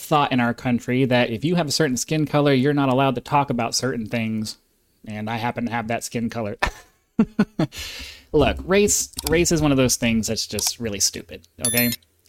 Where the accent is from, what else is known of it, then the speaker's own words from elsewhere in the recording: South Carolina, United States; You see, I grew up in South Carolina. I mean, it doesn't get much more southern than that.